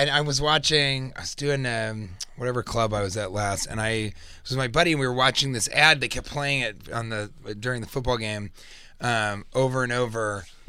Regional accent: Denver, Colorado, United States; Because I'm from Denver.

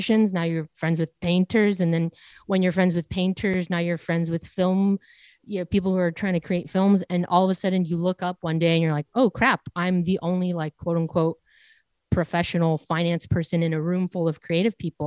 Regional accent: 20 miles south of Los Angeles, Southern California, United States; growing up in Southern California, 20 miles south of a major city, Los Angeles

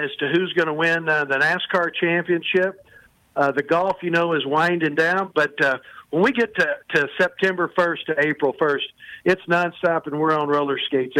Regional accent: Arkansas, United States; I did follow Brooks Robinson and the boys, pretty much there, our double A team were the Little Rock Travelers

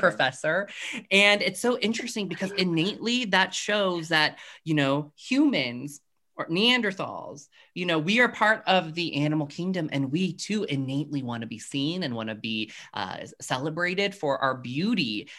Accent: Colorado Springs, Colorado, United States; growing up in Colorado Springs, Colorado, where I am now

